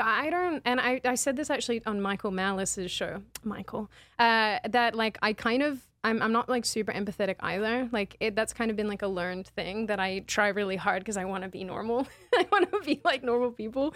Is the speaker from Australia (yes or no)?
yes; Australia; moved away; my, my home state